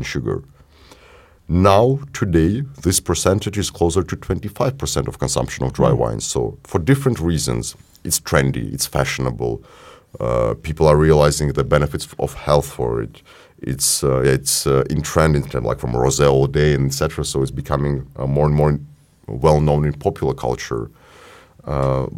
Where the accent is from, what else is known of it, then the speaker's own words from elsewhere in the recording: Ukraine; we're from Ukraine